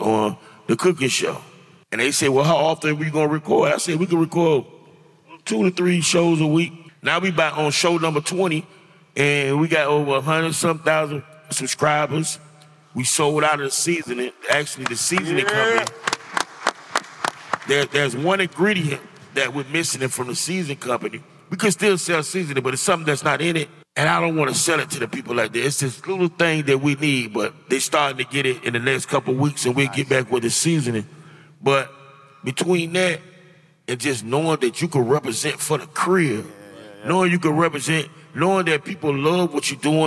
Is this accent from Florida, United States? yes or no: yes; Miami, Florida, United States; I grew up in the Poker Bean Projects